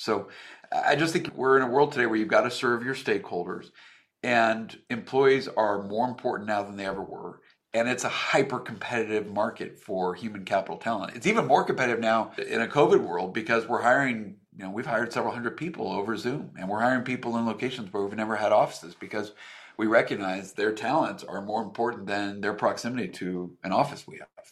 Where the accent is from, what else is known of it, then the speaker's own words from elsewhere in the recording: Reno, Nevada, United States; moved away as an adult; also born or lived in Seattle, Washington; I grew up in Reno, Nevada.